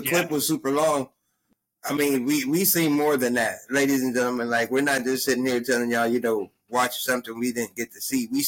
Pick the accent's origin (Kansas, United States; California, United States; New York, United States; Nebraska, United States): California, United States; I was like, damn, I'm from California and moved to a place where this shit lasted all goddamn day.